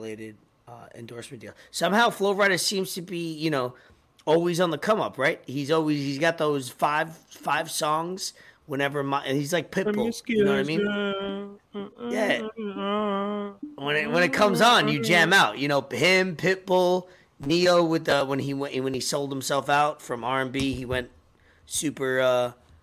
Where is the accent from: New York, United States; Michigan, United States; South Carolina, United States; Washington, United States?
New York, United States; accent: New York; my New York accent comes out only on certain words